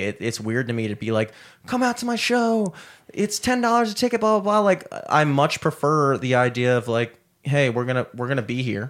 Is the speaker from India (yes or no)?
no; Towson, Maryland, United States; growing up in Towson